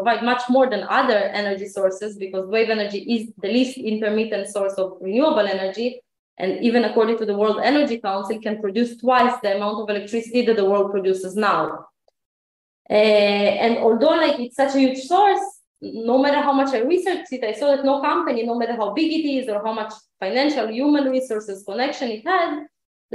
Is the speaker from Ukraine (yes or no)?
yes; Ukraine; now in Israel; I live in Israel, but I wasn't born here. I was born in Ukraine in 1986